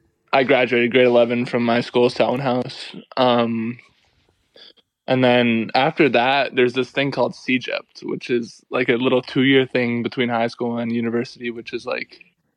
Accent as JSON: {"language": "English", "country": "Canada", "tie": "born or raised there", "said": "Yeah, we'd go to Stowe, Vermont, to ski."}